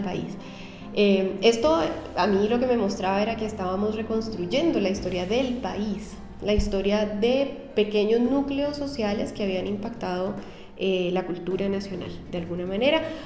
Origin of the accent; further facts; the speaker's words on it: Cali, Valle del Cauca, Colombia; moved away as an adult; also born or lived in Bogotá, Colombia; now in Chile; soy colombiana de, de, origen, nací en Cali, que es una ciudad que queda en el occidente de Colombia